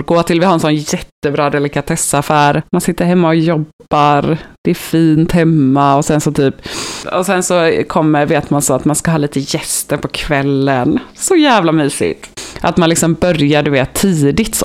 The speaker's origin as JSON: {"language": "Swedish", "town": "Gothenburg", "region": "Västra Götaland", "country": "Sweden", "accent": "Gothenburg dialect", "said": "jag är från Göteborg"}